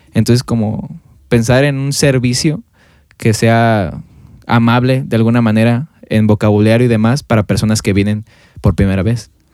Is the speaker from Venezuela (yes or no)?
no; Mexico; como cultura mexicana, eh, pasa en México